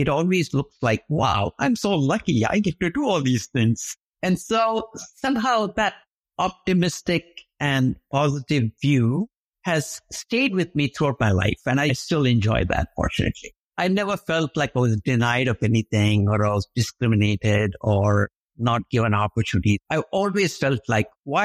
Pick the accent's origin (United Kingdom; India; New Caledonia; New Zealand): India; moved away as an adult; now in United States; growing up in India